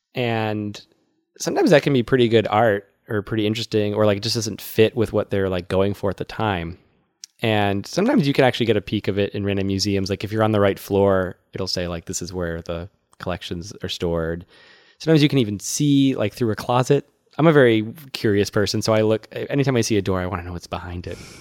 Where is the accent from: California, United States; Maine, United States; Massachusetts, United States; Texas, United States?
Massachusetts, United States; Worcester; That's my hometown